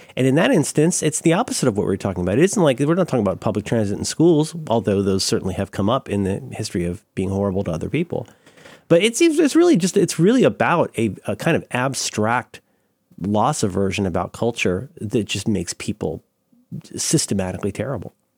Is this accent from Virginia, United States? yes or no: no; Tallahassee, Florida, United States; moved away; I grew up mostly in Florida.